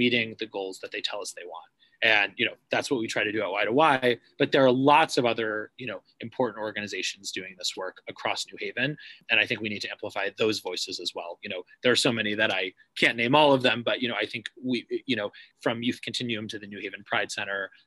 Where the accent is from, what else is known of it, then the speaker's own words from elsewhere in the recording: Cambridge, Massachusetts, United States; now in New Haven, United States; I grew up in Cambridge